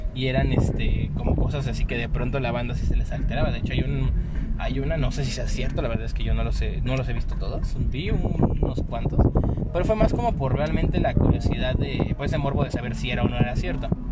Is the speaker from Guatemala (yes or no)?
no; Mexico